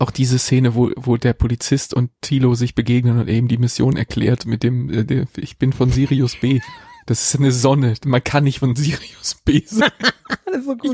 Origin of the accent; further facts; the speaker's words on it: Berlin, Germany; in meiner alten Hut, wo ich, wo ich aufgewachsen bin.